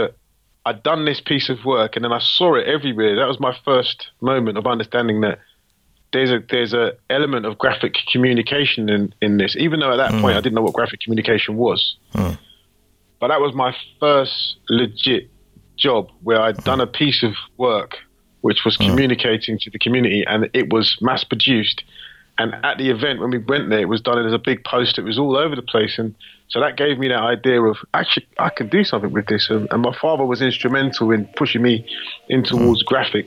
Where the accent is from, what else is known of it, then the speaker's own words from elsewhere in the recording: London, United Kingdom; I'm born and raised in East London